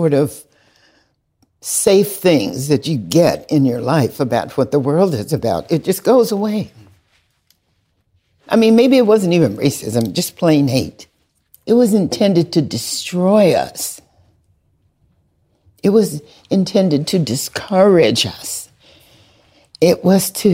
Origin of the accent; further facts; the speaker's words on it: the South, United States; We're from the South.